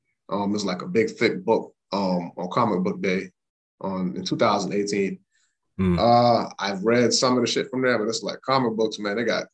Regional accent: the South, United States; You know, I'm from the South.

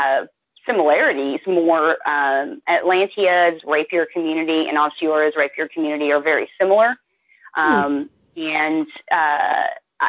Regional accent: Dallas, Texas, United States; moved away as an adult; now in North Carolina, United States; I'm from the Dallas area

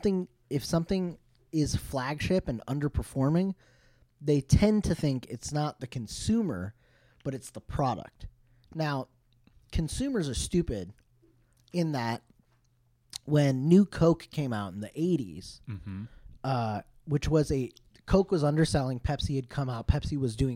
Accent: Ann Arbor, Michigan, United States; now in Los Angeles, United States; I grew up in Ann Arbor

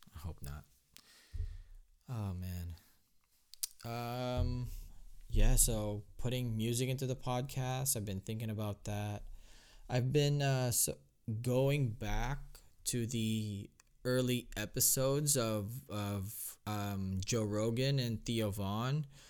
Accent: Philippines; moved away; growing up in the Philippines

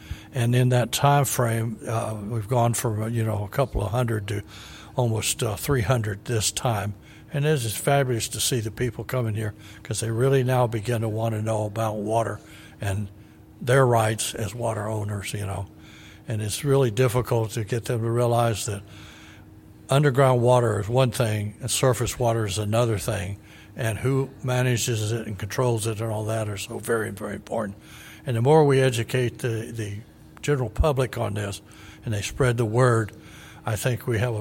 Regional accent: El Paso, Texas, United States; moved away as an adult; also born or lived in Pecos, Texas; now in Bell County, Texas, United States; growing up in West Texas, you know, I went to high school in El Paso

